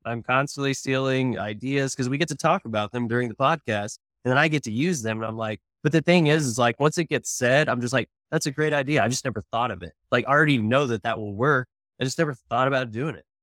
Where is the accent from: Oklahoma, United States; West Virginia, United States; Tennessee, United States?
Oklahoma, United States; now in Texas, United States; I'm from Oklahoma. I'm an Oklahoman. I live in Texas now